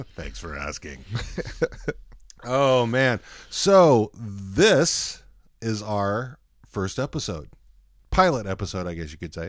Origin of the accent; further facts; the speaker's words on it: Texas, United States; also born or lived in Dallas; now in Seattle, United States; I grew up in Texas